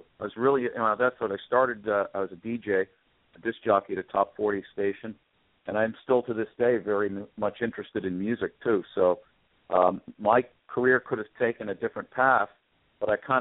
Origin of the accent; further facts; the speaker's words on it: Toronto, Ontario, Canada; I grew up in Toronto